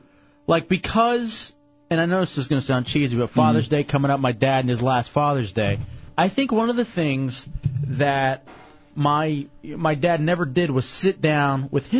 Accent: Dallas, Texas, United States; We being the Mavericks because I'm from Dallas, Texas.

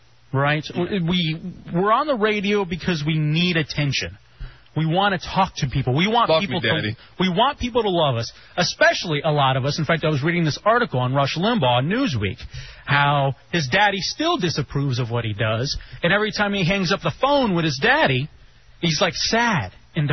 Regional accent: Texas, United States; moved away; I grew up in Texas

